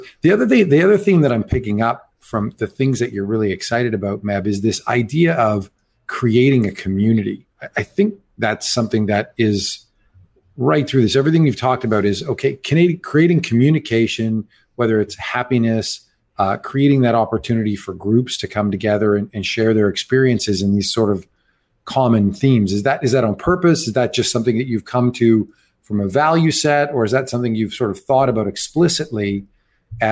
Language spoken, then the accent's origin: English; Canada; as a Canadian